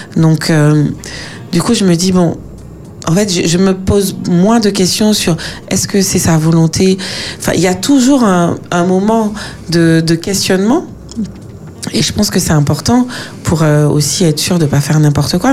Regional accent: Martinique; moved away as an adult; now in France; quand on a grandi euh, aux Antilles, en Martinique

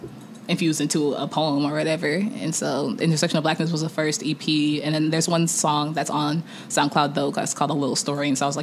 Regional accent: Nigeria; I'm Nigerian, so like it comes from me just always listening to traditional music and Afrobeat

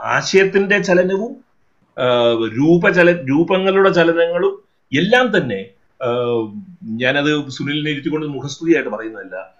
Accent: Kottayam, Kerala, India; ഞാനൊരു കോട്ടയംകാരൻ ആയതുകൊണ്ട്

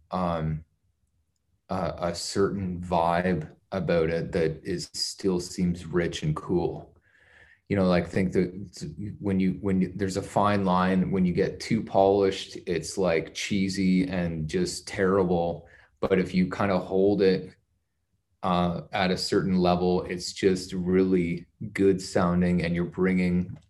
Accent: Canada; growing up in Canada

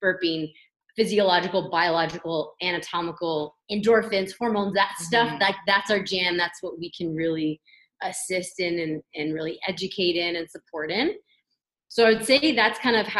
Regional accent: Toronto, Ontario, Canada; moved away as an adult; now in London, Canada; I grew up in Toronto, and then I came here to go to Western, and I never left

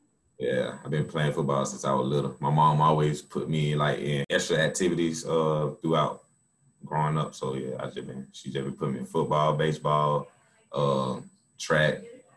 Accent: Atlanta, Georgia, United States; I'm from Atlanta, Georgia, born and raised.

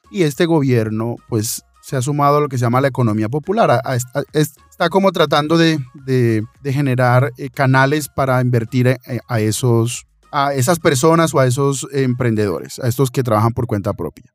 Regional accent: Colombia; nosotros como colombianos

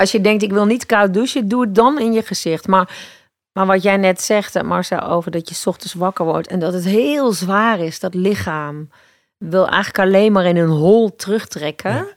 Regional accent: Eindhoven, North Brabant, Netherlands; moved away; waarom ga ik dan niet gewoon terug naar waar ik vandaan kom? Dus toen ben ik naar Eindhoven gegaan

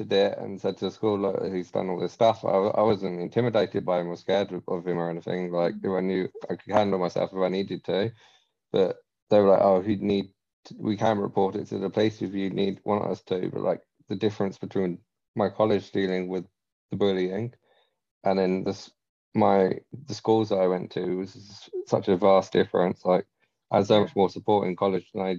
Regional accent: England, United Kingdom; moved away; I'm originally from England myself

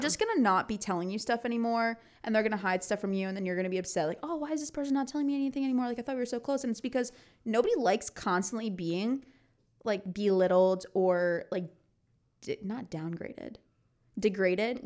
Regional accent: Connecticut, United States; moved away as an adult; I'm from Connecticut

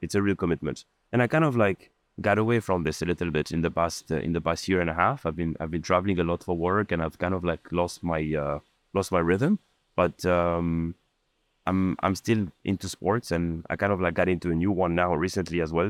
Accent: France; also born or lived in Lebanon; now in Dubai, United Arab Emirates; I was born in Lebanon, and I grew up in, in France

